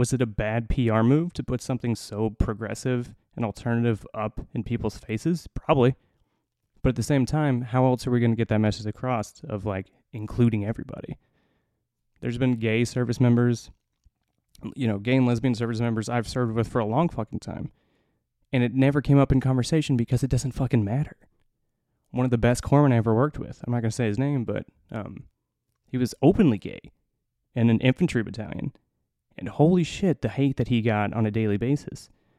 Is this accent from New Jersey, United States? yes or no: no; Indiana, United States; I was raised, you know, in the Midwest. I was raised in Northern Indiana. I was raised very strict Catholic.